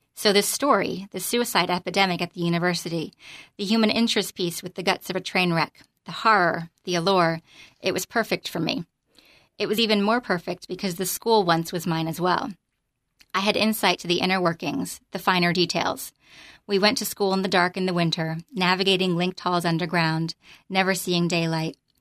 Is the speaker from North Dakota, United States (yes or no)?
no; Freehold, New Jersey, United States; moved away as an adult; also born or lived in North Carolina; I grew up in the Freehold area